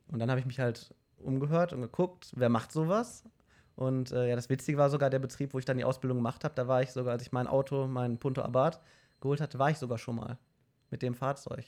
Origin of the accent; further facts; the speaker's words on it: Mülheim, Germany; bei uns in Mülheim